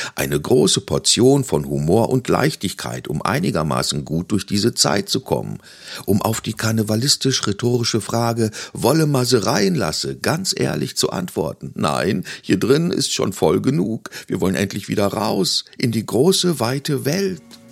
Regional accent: North Rhine-Westphalia, Germany; now in Ruhr area, Germany; Ich als Ruhrgebietsbewohner und gebürtiger Ostwestfale

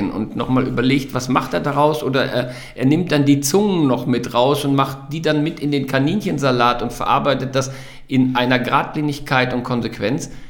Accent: Wadersloh, North Rhine-Westphalia, Germany; weil ich mich in Wadersloh, in der, in der in meiner Heimat sehr wohl fühlte

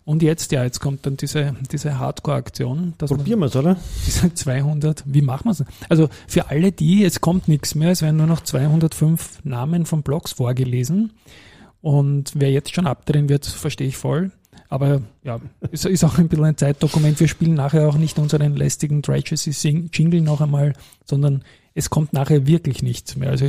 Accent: Austria; bin natürlich saustolz gewesen, das in der Dachregion als Österreicher zweimal gewonnen zu haben.

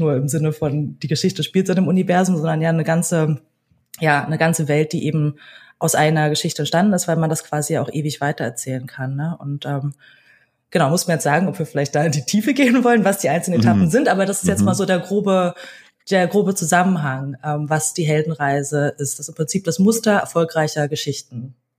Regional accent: Berlin, Germany; ich wurde in Berlin geboren, ähm, bin vor allen Dingen als Kind einer alleinerziehenden Mutter groß geworden

